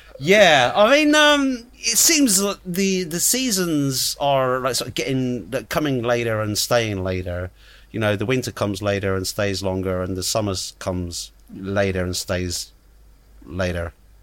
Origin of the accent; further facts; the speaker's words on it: London, United Kingdom; born there; even though I was born living in London, and I couldn't.